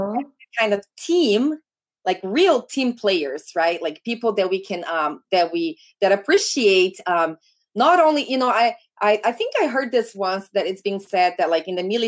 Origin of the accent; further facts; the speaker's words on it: Brazil; English is a second language; now in United States; my home state in Brazil. So we're like, we grew up not too far away from one another